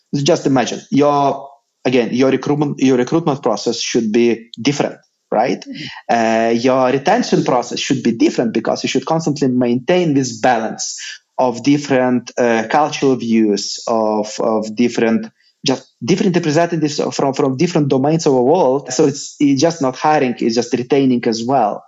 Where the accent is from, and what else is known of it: Lithuania